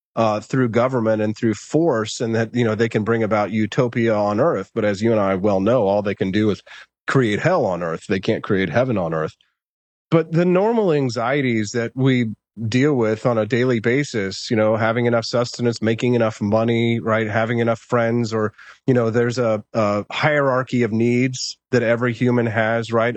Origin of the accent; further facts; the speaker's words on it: United States; we as Americans, we identify as, "I'm, I'm an American,"